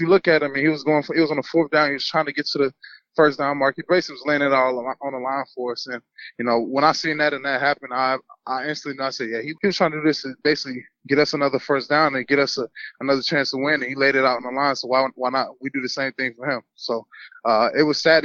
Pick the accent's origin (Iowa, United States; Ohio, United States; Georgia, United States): Georgia, United States; Atlanta; also born or lived in Hiram, Georgia; I'm originally from Hiram, Georgia, born in Atlanta, Georgia, Northside Hospital